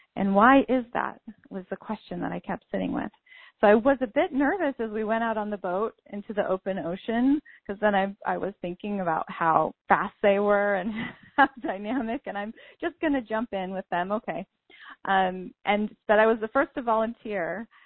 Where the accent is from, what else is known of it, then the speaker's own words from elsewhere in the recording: Santa Cruz, California, United States; I was born in Santa Cruz, California, and my first home was actually a yoga ashram